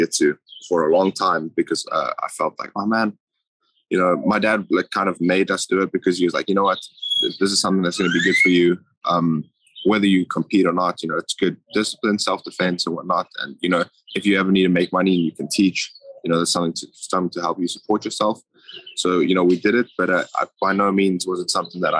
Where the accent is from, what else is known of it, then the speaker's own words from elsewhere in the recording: Johannesburg, Gauteng, South Africa; moved away; I'm from Johannesburg, yeah. From a suburb called Krugersdorp. Pretty small place, but never really moved around much.